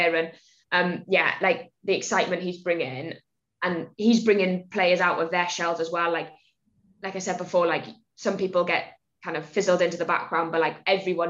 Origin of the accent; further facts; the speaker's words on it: Wales, United Kingdom; about 10 of us Welsh girls actually in that Bristol squad